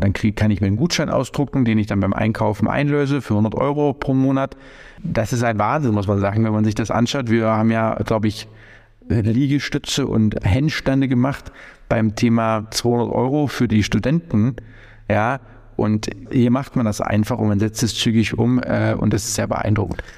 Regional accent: Germany; als deutscher Staatsbürger der unser Gesundheitswesen natürlich kennt

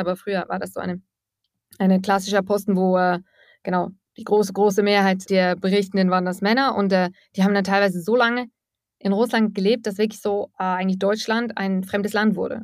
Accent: Eastern Switzerland, Switzerland; moved away as an adult; now in Russia; ich komme aus der Ostschweiz. Ich habe sehr lange in einem Ort gelebt in der Ostschweiz

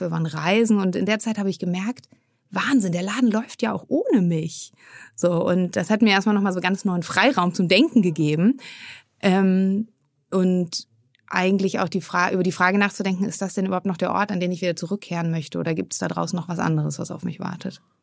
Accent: Hamburg, Germany; moved away as an adult; also born or lived in Freiburg / Frankfurt; ich komme ursprünglich aus Hamburg

